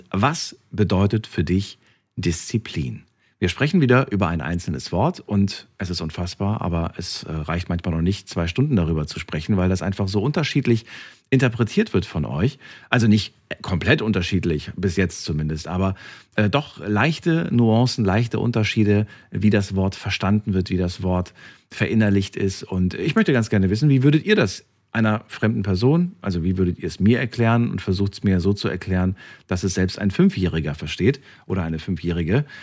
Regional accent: Zürich, Switzerland; ich bin aus Zürich.

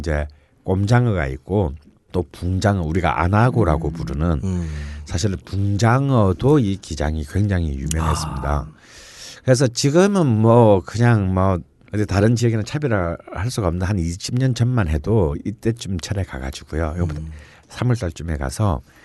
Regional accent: southeastern coast of Korea, South Korea; moved away; 제 고향 같은 동남해안 쪽에서는

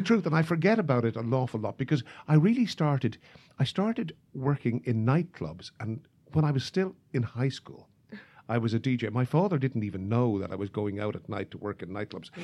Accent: Ireland; moved away as an adult; now in Chicago, United States; when I was in the travel business back home

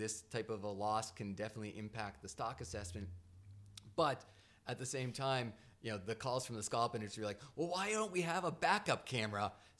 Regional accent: New England, United States; growing up in New England

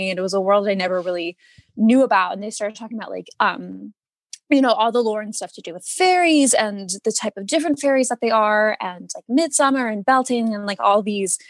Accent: Allentown, Pennsylvania, United States; I'm from Allentown, PA

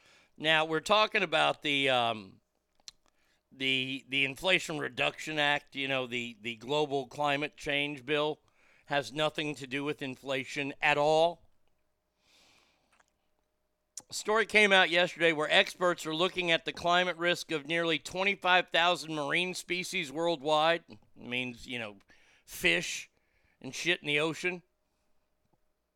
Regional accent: United States; I'm American.

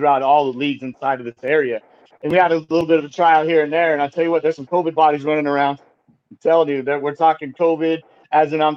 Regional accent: Idaho, United States; I'm from Idaho

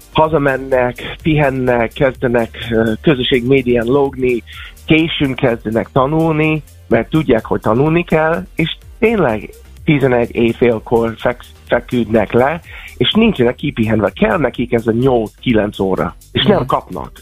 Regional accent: United States; now in Hungary; Amerikába jöttem föl, ott születtem, és amikor gimibe jártam

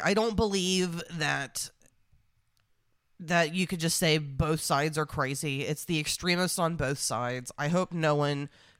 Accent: United States; being an American

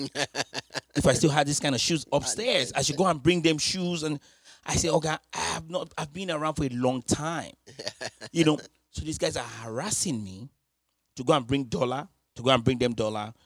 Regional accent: Nigeria; growing up in Nigeria

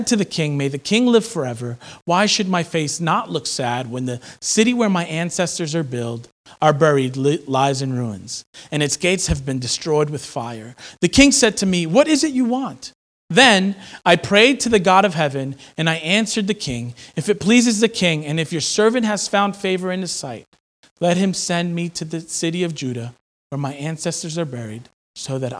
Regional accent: New York, United States; now in Philadelphia, United States; As a New Yorker, that's hard because, you know, New Yorkers want to hustle, and we're known for our hustle and bustle.

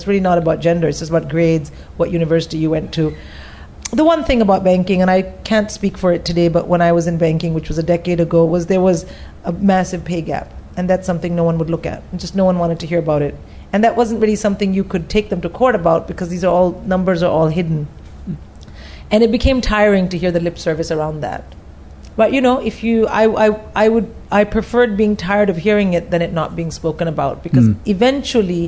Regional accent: India; I'm Indian

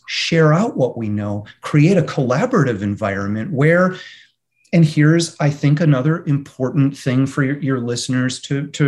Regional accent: Michigan, United States; moved away; I'm from Michigan originally

